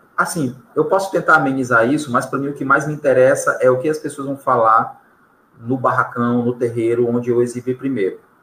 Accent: São Luís, Maranhão, Brazil; nosso cotidiano enquanto maranhense. Vou colocar só como maranhense, tá? Ou como ludovicense

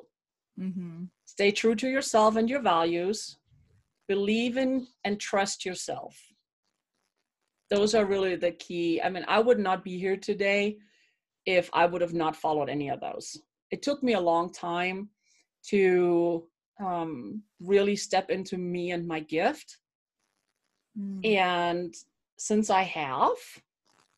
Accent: Germany; moved away as an adult; now in Colorado Springs, United States; Born and raised in Germany where it's cold and wet

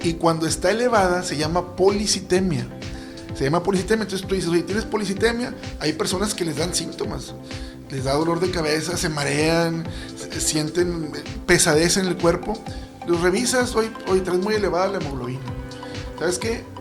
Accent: Monterrey, Nuevo León, Mexico; yo mis orígenes y, donde me mantengo actualmente trabajando es en la colonia moderna. Una colonia popular aquí en Monterrey

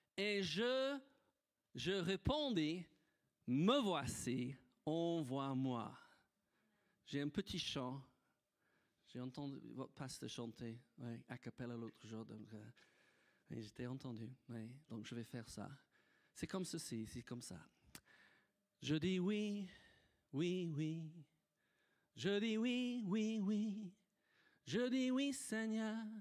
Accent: United Kingdom; French is a second language; moved away as an adult; also born or lived in Nice, France; now in France; j'étais un petit Britannique. Vivais sur une île.

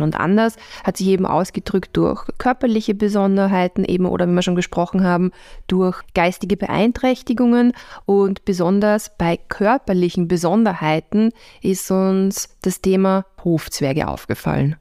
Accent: Vienna, Austria; als Wiener

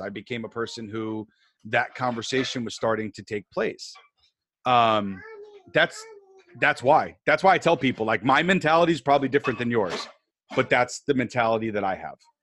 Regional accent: New York, United States; I grew up on the East Coast, I grew up in New York

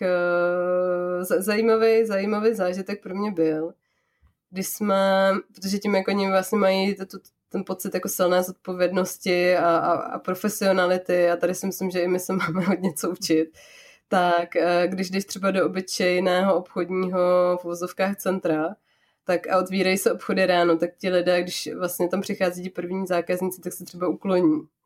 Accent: Czechia; now in Japan; u nás v Čechách

